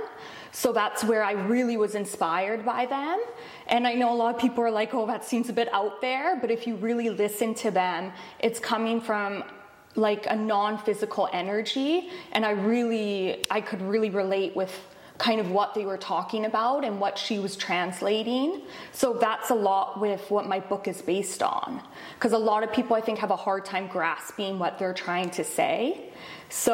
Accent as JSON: {"language": "English", "town": "Vancouver", "region": "British Columbia", "country": "Canada", "tie": "born or raised there", "said": "I grew up in Vancouver, BC."}